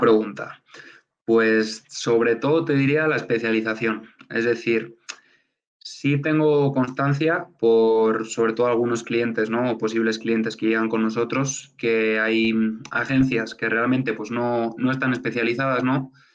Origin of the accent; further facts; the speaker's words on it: Burgos, Castile and León, Spain; moved away as an adult; now in Mexico; regresé a, Burgos, a mi, ciudad a mi ciudad natal